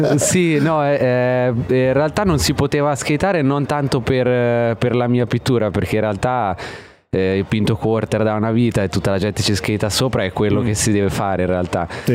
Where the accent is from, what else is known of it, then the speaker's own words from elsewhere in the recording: Osimo, Marche, Italy; moved away as an adult; also born or lived in Australia; io sono d'Ancona, di Osimo in provincia d'Ancona